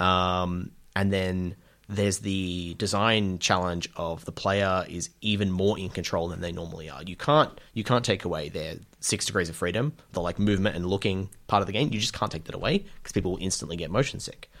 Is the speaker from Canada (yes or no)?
no; Australia; spending a lot of time in the U S as an Australian